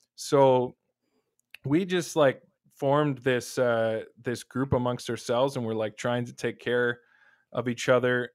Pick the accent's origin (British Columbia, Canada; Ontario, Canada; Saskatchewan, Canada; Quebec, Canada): Ontario, Canada; Waterloo; I'm from the Waterloo area